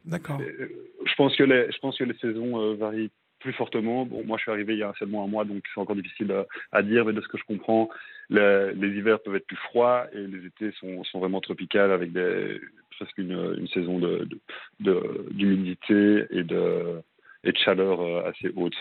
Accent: Brussels, Brussels-Capital Region, Belgium; moved away as an adult; now in Melbourne, Australia; je suis à Bruxelles, en Belgique. Je suis belge.

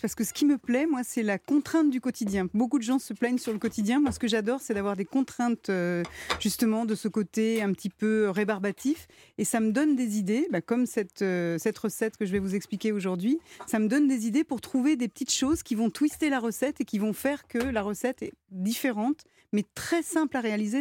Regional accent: Lyon, Auvergne-Rhône-Alpes, France; je viens de Lyon

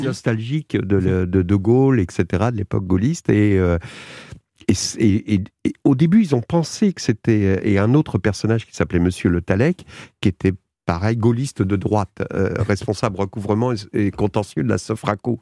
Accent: Argenteuil, Île-de-France, France; je suis d'Argenteuil

